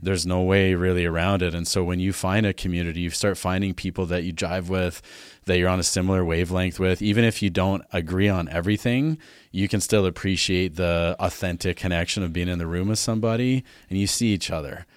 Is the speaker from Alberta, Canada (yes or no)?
yes; Alberta, Canada; moved away as an adult; also born or lived in Vancouver; now in Vernon, Canada; I grew up in Alberta, farm kid